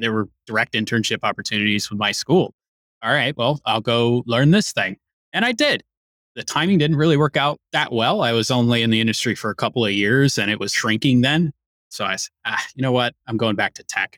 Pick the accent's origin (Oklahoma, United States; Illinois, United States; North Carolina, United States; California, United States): Illinois, United States; Chicago; I'm a Chicagoan.